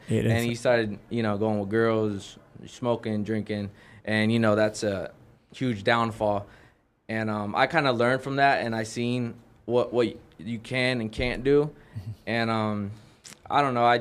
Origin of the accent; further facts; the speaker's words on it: Las Vegas, Nevada, United States; I was born here. I was born and raised in Vegas.